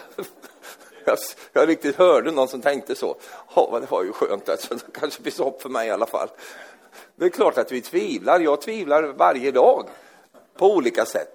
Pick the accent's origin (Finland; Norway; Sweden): Sweden; Jag är svensk